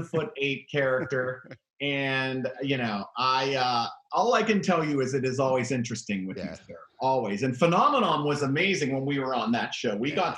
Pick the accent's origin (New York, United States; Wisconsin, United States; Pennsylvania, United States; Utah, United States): Pennsylvania, United States; Pittsburgh; I'm from Pittsburgh.